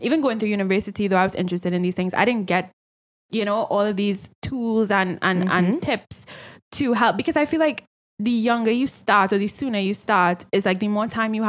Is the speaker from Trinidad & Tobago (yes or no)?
yes; Trinidad & Tobago; growing up in Trinidad